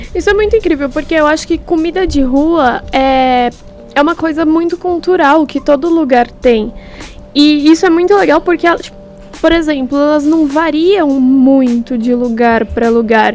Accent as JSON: {"language": "Portuguese", "town": "Santo André", "region": "São Paulo", "country": "Brazil", "said": "eu que sou de Santo André"}